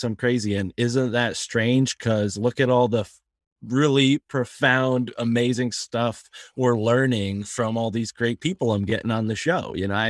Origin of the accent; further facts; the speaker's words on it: Connecticut, United States; I am born in Connecticut